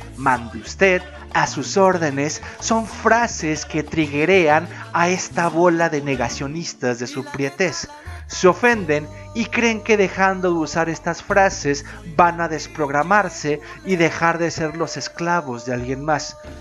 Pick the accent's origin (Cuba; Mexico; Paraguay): Mexico; Como mexicano